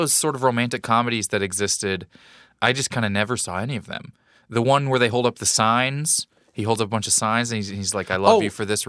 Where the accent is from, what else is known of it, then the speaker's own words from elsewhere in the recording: Missouri, United States; I'm from Missouri.